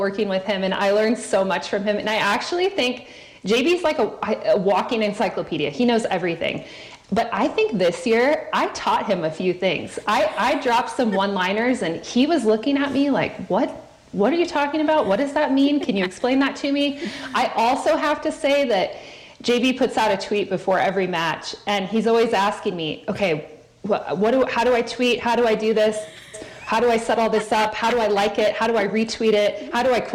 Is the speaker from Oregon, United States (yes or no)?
no; San Diego, California, United States; I was born in San Diego, so I'm a San Diego girl at heart